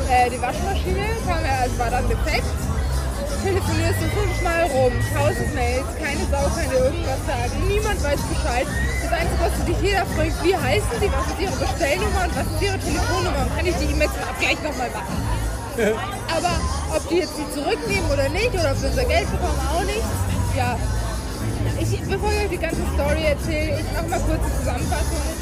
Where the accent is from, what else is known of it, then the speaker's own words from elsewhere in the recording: Austria; Gott sei Dank bin Österreicherin und habe so einen guten Humor.